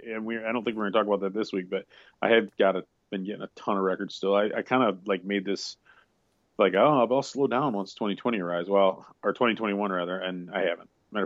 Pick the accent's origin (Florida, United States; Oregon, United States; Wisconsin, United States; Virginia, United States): Wisconsin, United States; Me growing up in Wisconsin, I remember the snowbanks so tall that you could... If you fell off one, you'd break your neck.